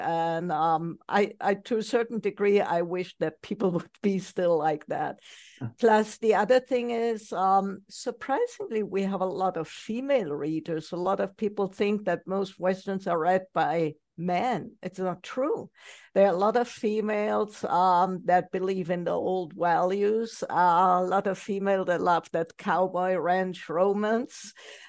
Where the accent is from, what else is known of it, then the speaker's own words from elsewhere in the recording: Germany; moved away; also born or lived in Far East; I grew up in Germany.